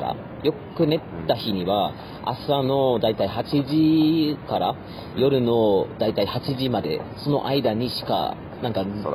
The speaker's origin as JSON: {"language": "Japanese", "country": "Germany", "also_born_or_lived": "Yamagata Prefecture, Japan", "moved": "yes", "said": "ドイツ人としてなんかドイツ人として"}